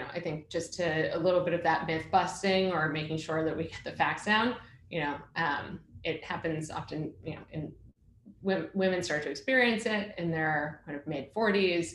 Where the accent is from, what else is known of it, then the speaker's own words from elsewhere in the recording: Boston, Massachusetts, United States; now in New York, United States; I'm from Boston actually. I'm a Masshole.